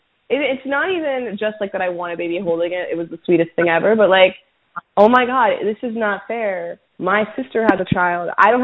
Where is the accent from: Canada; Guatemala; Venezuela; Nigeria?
Venezuela; now in United States; I am from Venezuela. I am Venezuelan. This is not my country.